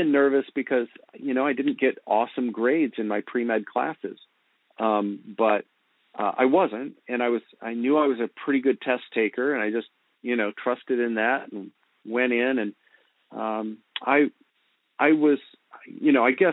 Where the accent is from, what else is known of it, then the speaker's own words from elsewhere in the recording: Virginia Beach, Virginia, United States; moved away as an adult; also born or lived in Princeton, New Jersey / northern New Jersey; now in Lancaster, United States; I grew up in Virginia Beach, Virginia